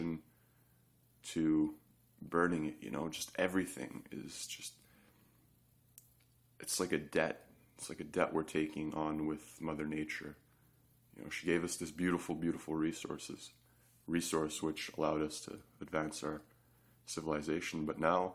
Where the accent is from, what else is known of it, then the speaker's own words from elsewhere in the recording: Canada; I'm Canadian